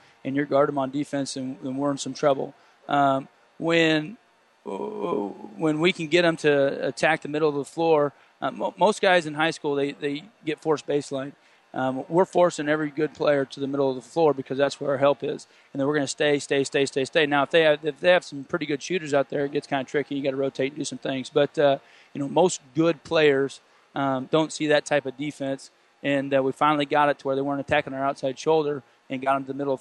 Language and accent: English; Ravenna, Nebraska, United States; now in Kearney, United States; My heart's at my hometown